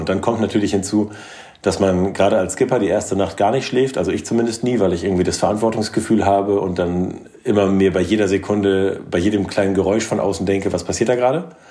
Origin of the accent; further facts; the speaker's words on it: Norderney, Lower Saxony, Germany; moved away; also born or lived in Kiel; Ich bin auf Norderney aufgewachsen